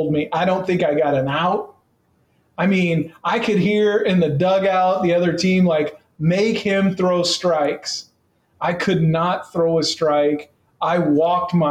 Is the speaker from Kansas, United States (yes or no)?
yes; Salina, Kansas, United States; also born or lived in Wellington, Kansas; I was from Salina, which was like three times the size.